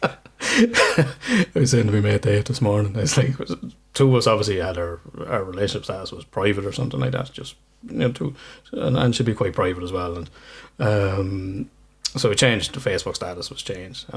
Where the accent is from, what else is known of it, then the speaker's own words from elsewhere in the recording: Ireland; I'm Irish